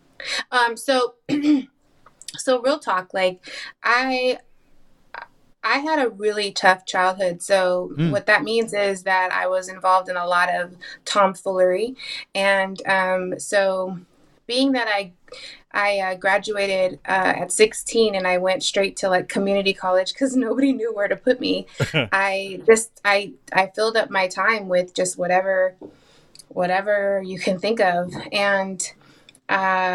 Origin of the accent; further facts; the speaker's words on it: New York, United States; I was born in Nueva York